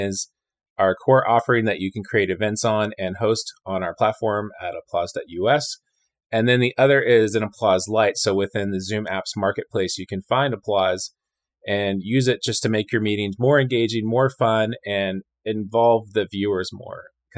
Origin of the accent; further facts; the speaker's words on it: California, United States; moved away as an adult; also born or lived in Chicago / Montreal / Edmonton / Austin; now in Richmond, United States; I came from Southern California, but I have lived all over Chicago, Montreal, Edmonton, Alberta, Austin, Texas.